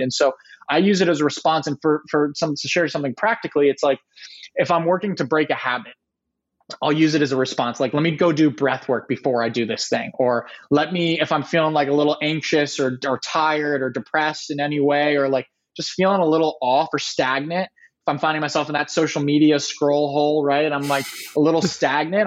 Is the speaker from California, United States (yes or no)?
yes; San Diego, California, United States; also born or lived in Ohio; I grew up in San Diego, California